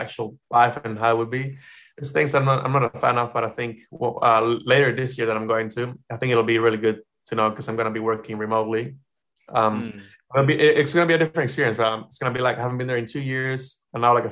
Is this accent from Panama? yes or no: yes; Panama; moved away as an adult; now in New Zealand; I will be working from my house, my hometown.